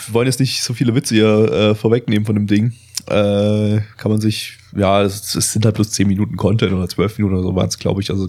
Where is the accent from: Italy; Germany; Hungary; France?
Germany; Das sind so die einzigen Ausländer-Klischees, die man als Deutscher noch witzig finden darf.